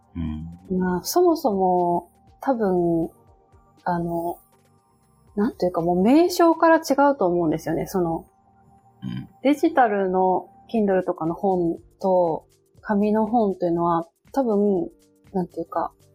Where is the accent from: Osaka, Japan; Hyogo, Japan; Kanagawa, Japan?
Kanagawa, Japan; Kawasaki; moved away as an adult; also born or lived in Tokyo; now in Mima, Japan; 私もあの、お隣の川崎出身